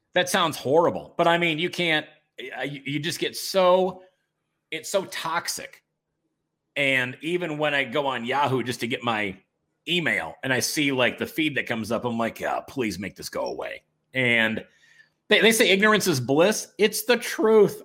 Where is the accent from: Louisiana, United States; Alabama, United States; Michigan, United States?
Michigan, United States; Detroit; my hometown, your hometown, Detroit